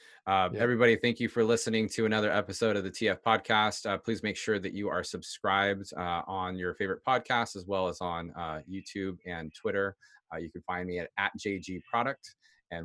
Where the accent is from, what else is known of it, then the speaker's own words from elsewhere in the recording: Seattle, Washington, United States; We're both from Seattle. We're around the same age.